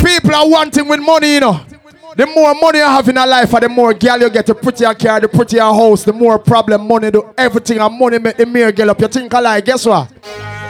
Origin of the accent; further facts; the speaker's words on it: Jamaica; we come from Jamaica